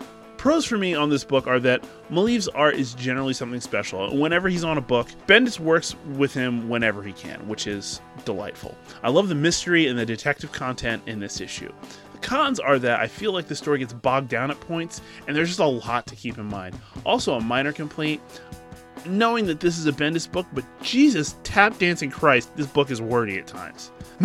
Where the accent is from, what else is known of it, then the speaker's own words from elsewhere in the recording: Willow Grove, Pennsylvania, United States; to people in Willow Grove, love that you're showing up from my hometown